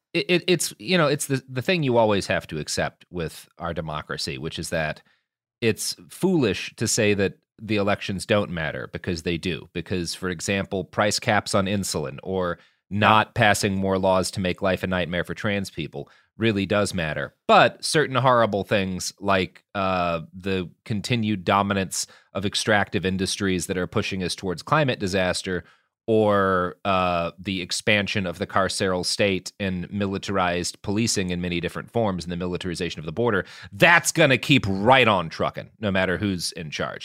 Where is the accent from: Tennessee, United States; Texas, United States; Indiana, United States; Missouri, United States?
Texas, United States; as a Texan